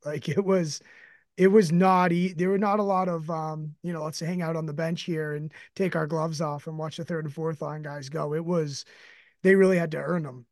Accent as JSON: {"language": "English", "town": "Boston", "region": "Massachusetts", "country": "United States", "said": "my hometown Bruins."}